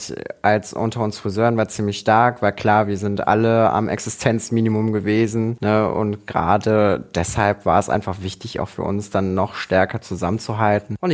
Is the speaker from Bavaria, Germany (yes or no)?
no; Rommerskirchen, North Rhine-Westphalia, Germany; Ich komme aus dem direkten Umkreis, aus einer kleinen Gemeinde namens Rommerskirchen. Und Rommerskirchen liegt in, genau in der Mitte zwischen Köln und München-Gladbach.